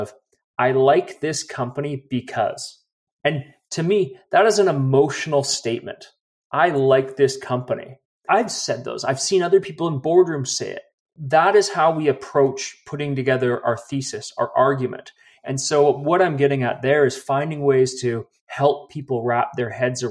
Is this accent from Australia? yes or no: no; Vancouver, British Columbia, Canada; moved away as an adult; now in Calgary, Canada; I'm actually originally from Vancouver, but okay. 13 years in Calgary.